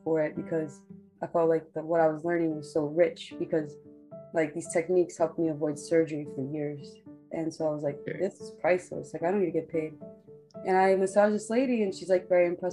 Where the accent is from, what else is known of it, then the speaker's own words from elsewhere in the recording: New York, United States; growing up in New York